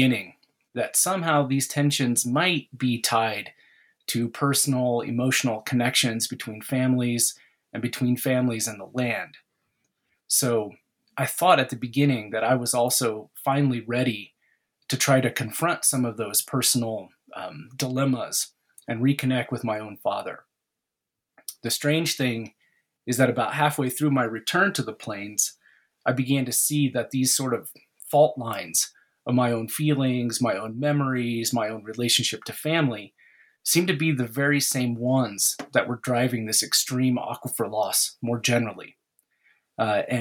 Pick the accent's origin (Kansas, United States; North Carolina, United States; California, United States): Kansas, United States; Southwest; moved away as an adult; also born or lived in New York / Gran Chaco, Bolivia and Paraguay; now in Oklahoma, United States; I'm originally from Southwest Kansas, but I left in my 20s